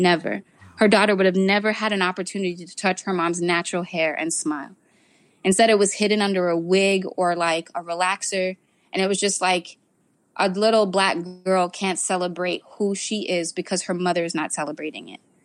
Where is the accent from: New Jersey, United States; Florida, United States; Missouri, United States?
Florida, United States; South; I grew up in South Florida